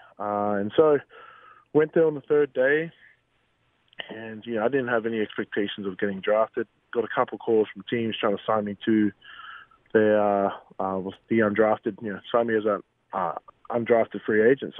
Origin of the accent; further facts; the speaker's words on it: Australia; moved away as an adult; I was selected from Australia